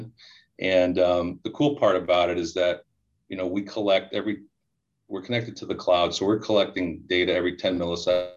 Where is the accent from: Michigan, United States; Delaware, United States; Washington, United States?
Michigan, United States; Hamtramck; I grew up in Hamtramck, which is where the Cadillac plant is